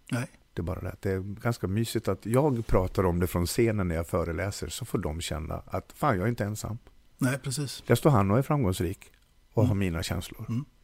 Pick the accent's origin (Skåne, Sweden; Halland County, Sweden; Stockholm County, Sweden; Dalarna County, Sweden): Dalarna County, Sweden; jag är en bondpojk som... från Dalarna.